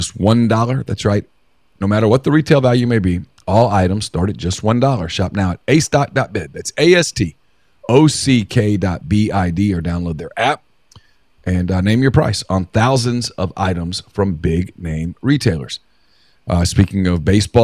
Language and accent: English; Ruston, Louisiana, United States; I grew up in Ruston, and Louisiana